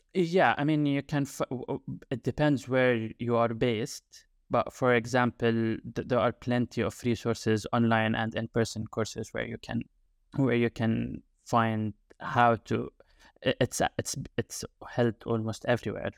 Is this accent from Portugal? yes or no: no; Jordan; English is a second language; moved away as an adult; now in United Kingdom; I am originally from Jordan, and I've been in the U K for the past nine years, more or less